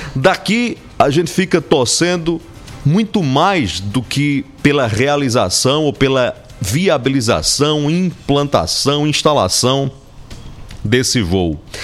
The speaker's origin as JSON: {"language": "Portuguese", "region": "Paraíba", "country": "Brazil", "said": "a gente fica aqui como paraibana e paraibana"}